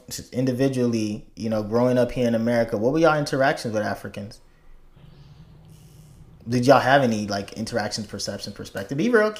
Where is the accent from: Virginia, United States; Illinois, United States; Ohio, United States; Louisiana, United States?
Illinois, United States; Chicago; when I immigrated here in 98 and I was growing up in Chicago, north side, then moved to south side